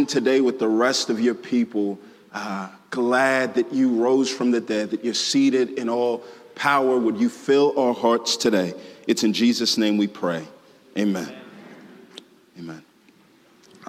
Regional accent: Houston, Texas, United States; moved away as an adult; also born or lived in Waco, Texas; now in Atlanta, United States; I am originally from this great nation of Texas, born and raised in Houston

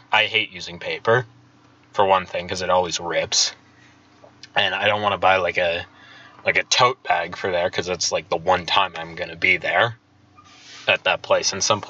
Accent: Colorado, United States; I was born in Colorado.

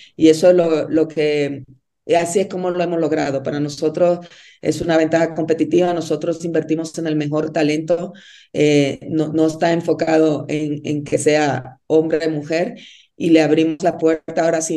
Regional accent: Dominican Republic; moved away as an adult; also born or lived in Mexico City, Mexico / Monterrey, Mexico; now in Bogotá, Colombia; Yo soy de Dominicana

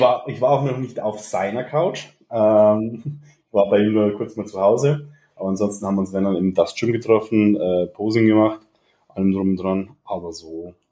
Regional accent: Regensburg, Bavaria, Germany; ich komme aus Regensburg, bin 32 Jahre alt

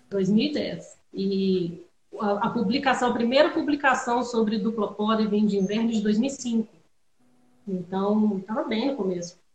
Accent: Juiz de Fora, Minas Gerais, Brazil; eu cresci em Juiz de Fora, onde a Ana, onde a Ana está, né

